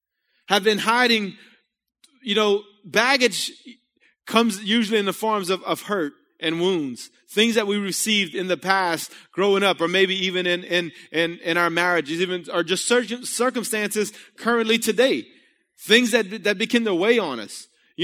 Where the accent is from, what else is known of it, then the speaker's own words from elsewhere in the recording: Breaux Bridge, Louisiana, United States; I was a painter from Bro Bridge, you know?